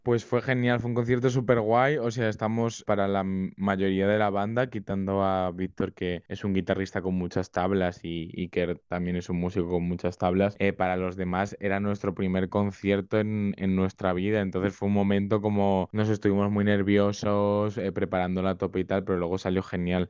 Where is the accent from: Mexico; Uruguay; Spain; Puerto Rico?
Spain